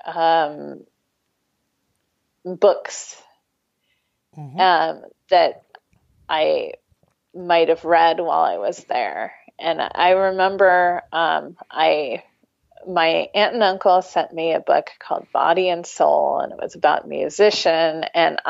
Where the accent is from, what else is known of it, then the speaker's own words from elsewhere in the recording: United States; I'm an American